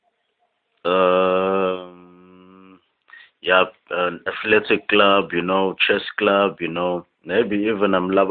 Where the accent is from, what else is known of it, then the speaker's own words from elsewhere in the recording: Potchefstroom, North West, South Africa; I was born 10 kilometers from this town, you know. So I can sort of claim that I was born and raised in Sheppy